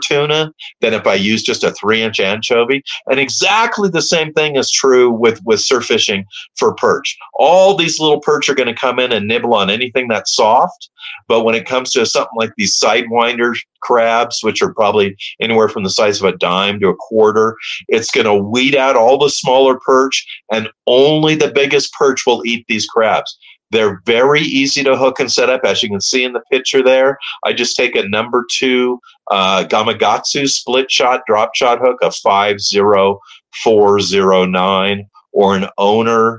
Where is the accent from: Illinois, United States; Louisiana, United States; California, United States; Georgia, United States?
California, United States; Redondo Beach; I grew up in Redondo